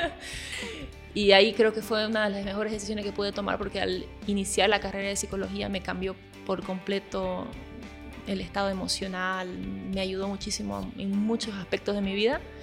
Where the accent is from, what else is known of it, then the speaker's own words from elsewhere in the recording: Bolivia; also born or lived in Brazil; yo en realidad nací en Brasil y mi papá es boliviano. Cuando nos vinimos a Bolivia, a vivir a Bolivia, yo era muy niña